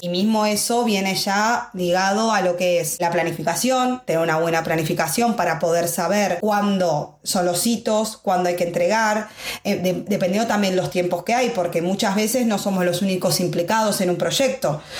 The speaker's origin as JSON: {"language": "Spanish", "region": "Buenos Aires", "country": "Argentina", "moved": "as an adult", "lives_now": "Madrid, Spain", "said": "yo soy argentina de Buenos Aires, creo que mi acento lo hice desde momento uno."}